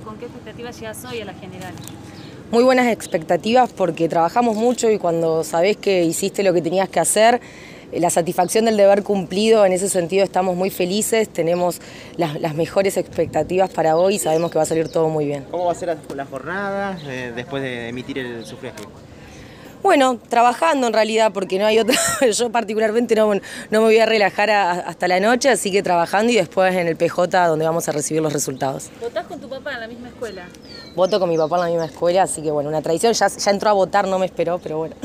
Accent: Santa Fe, Argentina; Soy una santafesina, nací y criada en esta ciudad, eh, en Barrio Roma

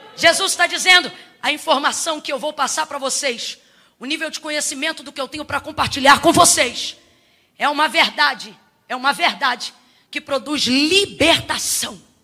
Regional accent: Rio de Janeiro, Brazil; accent: carioquês; Eu queria que você puxasse no carioquês comigo, porque eu sou carioca

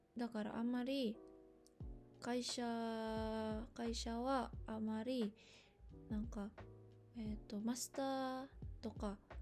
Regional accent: Indonesia; Japanese is a second language; moved away as an adult; now in Japan; 私、インドネシア人です。えっと、インドネシアから来ました

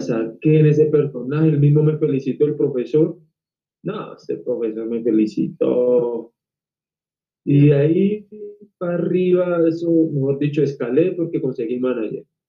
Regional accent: Colombia; yo acá en mi país he trabajado con RCN

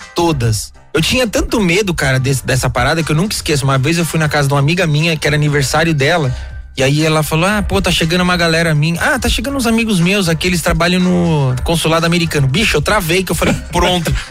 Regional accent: Guarulhos, São Paulo, Brazil; cresci em Guarulhos

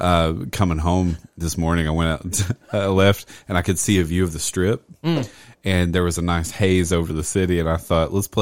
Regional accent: Southwest Virginia, United States; growing up in Southwest Virginia

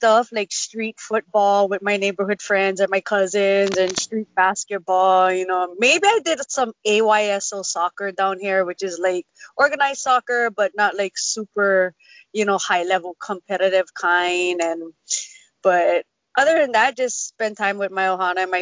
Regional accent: Waianae, Hawaii, United States; I grew up down in Waianae

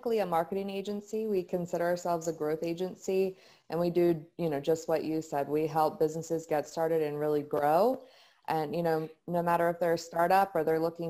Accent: Frederick, Maryland, United States; I'm from the Frederick, Maryland area. I was born and raised

